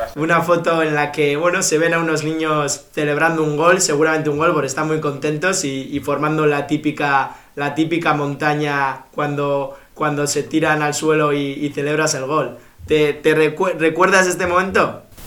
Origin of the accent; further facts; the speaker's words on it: Bilbao, Basque Country, Spain; yo soy de Bilbao